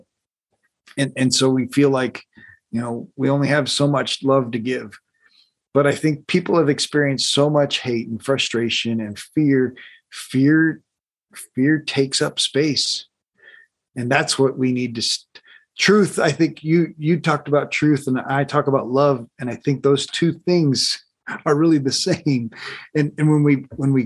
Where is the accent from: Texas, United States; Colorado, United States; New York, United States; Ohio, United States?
Colorado, United States; I grew up in Colorado